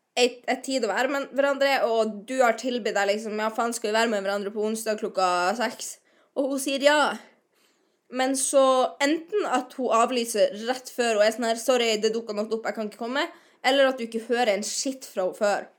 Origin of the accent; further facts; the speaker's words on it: Northern Norway, Norway; moved away as an adult; Jeg er fra Nord-Norge, som du kan høre